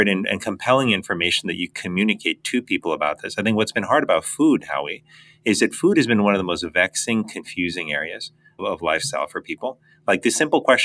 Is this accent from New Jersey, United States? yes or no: no; Miami, Florida, United States; They immigrated to the United States when I was three. I grew up in Miami, Florida